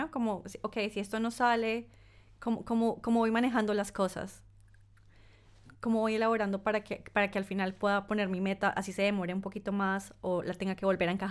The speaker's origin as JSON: {"language": "Spanish", "country": "Colombia", "moved": "yes", "lives_now": "Italy", "said": "Soy esta colombiana pero también soy esta persona que hace, hace ocho años y medio se"}